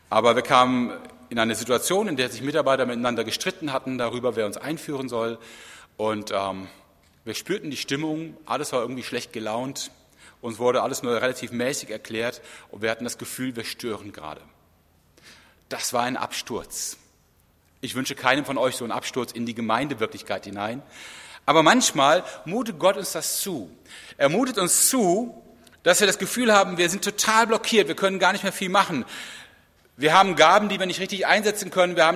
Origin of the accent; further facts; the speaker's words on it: Rhineland, Germany; Im Rheinland, wo ich herkomme, ist das schon besser, da gibt es auch Beregnungsanlagen.